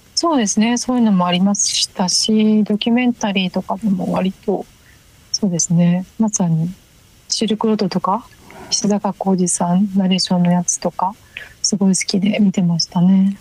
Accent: Ibaraki, Japan; moved away; 地元の中学の先輩が結構ライブハウスとかに行ってた

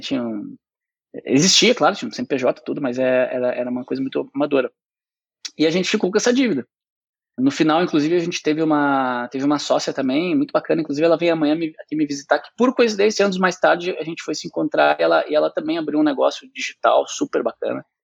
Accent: Porto Alegre, Rio Grande do Sul, Brazil; eu nasci em Porto Alegre, né? Fui criado numa família de classe média

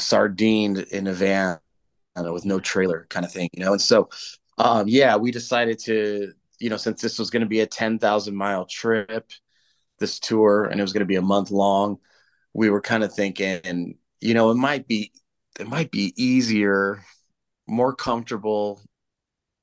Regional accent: United States; moved away as an adult; now in England; growing up in the States, and like, I still hear it back home.

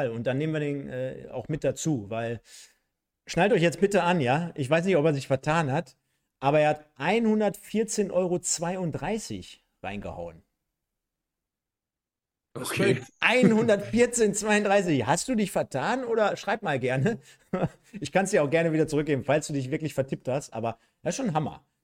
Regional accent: East Germany, Germany; ich als Ossi

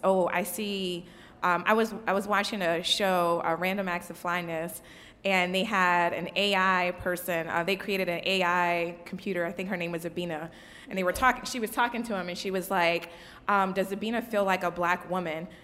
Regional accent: New Orleans, Louisiana, United States; I'm from New Orleans. Um, you know, we had Hurricane Katrina. I literally don't have baby pictures.

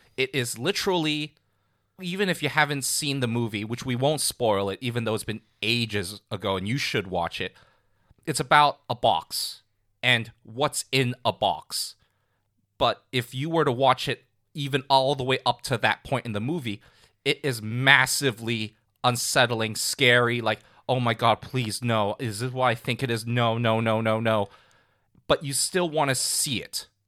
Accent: Hong Kong; growing up in Hong Kong

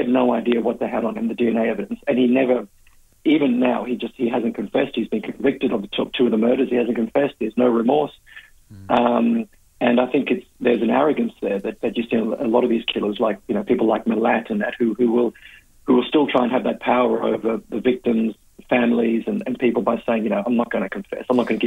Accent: Perth, Western Australia, Australia; moved away; I'm originally from Perth, so I grew up at the same time the killings were happening

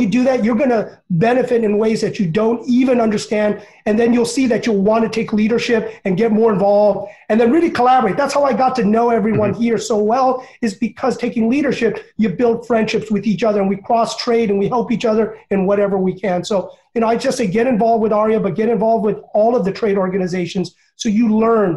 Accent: United States; I was born in America, sometimes, you know, they treat me as an immigrant

